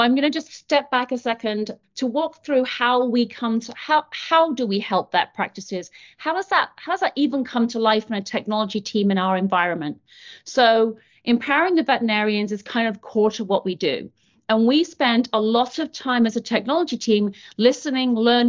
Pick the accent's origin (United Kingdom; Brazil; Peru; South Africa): United Kingdom; moved away as an adult; now in Portland, United States; So I am British, in case you haven't noticed. This is not a Mainers accent, although I do live in Portland, Maine. I've been in the US now for about 13 years.